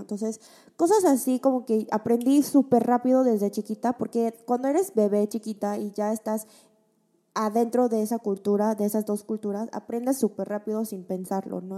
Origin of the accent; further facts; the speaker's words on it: Mexico; moved away as an adult; now in South Korea; Yo desde chiquita que crecí en México con una familia coreana